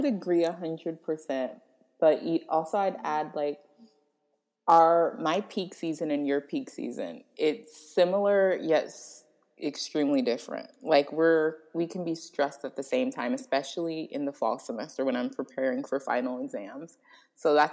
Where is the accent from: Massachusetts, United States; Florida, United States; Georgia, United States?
Florida, United States; I'm from Florida.